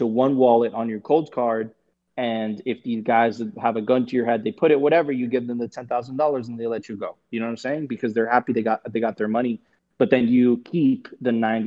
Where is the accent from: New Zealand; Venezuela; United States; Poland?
Venezuela; moved away; I'm from Venezuela. I get it. I spent many years there